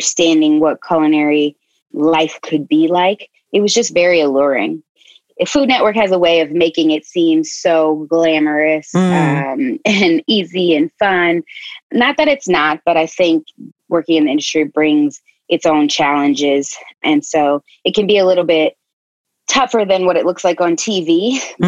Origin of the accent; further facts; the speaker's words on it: Chicago, Illinois, United States; moved away; also born or lived in North Carolina; Originally from Chicago, but I lived in North Carolina for about 8 years